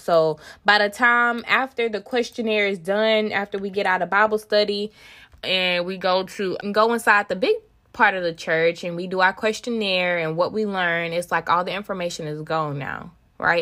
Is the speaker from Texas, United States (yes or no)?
yes; Tyler, Texas, United States; I am from Tyler, Texas